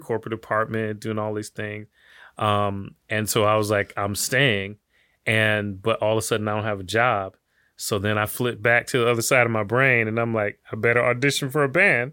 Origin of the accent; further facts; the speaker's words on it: Detroit, Michigan, United States; now in Miami, United States; I grew up in Detroit